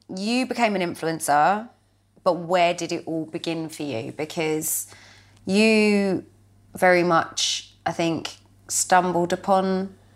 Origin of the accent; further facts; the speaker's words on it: Crawley, South East England, United Kingdom; I grew up in Crawley in West Sussex